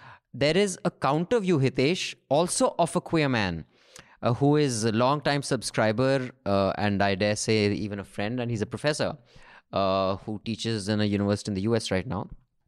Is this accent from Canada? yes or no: no; Chandigarh, India; this is a fun little film that captures the provincial culture of Chandigarh, my hometown.